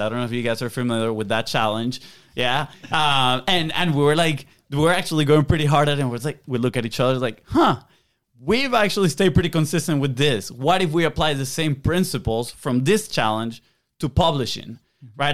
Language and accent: English; Venezuela; English is a second language; moved away; we're from South America, Venezuela. Uh, we have a little bit of an accent